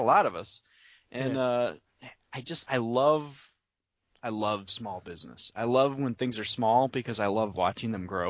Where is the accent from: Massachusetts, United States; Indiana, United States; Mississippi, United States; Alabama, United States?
Indiana, United States; now in Bay City, United States; I'm from Indiana.